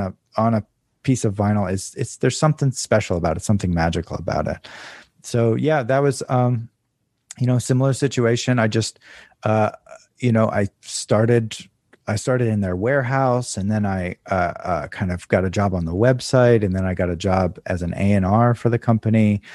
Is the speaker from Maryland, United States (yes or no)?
yes; Maryland, United States; moved away; also born or lived in Southern California / New York; I grew up in Maryland